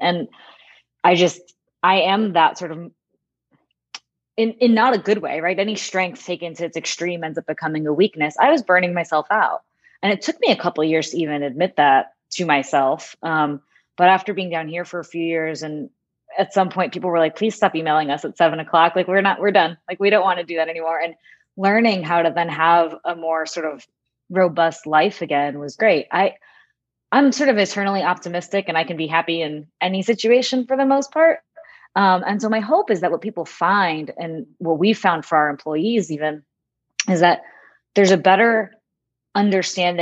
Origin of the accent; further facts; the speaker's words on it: Northeast, United States; moved away as an adult; also born or lived in Manhattan, New York; now in Jacksonville, United States; I grew up in the Northeast